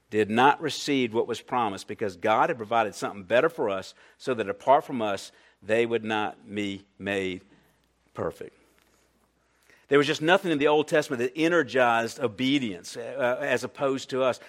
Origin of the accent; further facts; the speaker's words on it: Columbia, South Carolina, United States; I'm from Columbia, South Carolina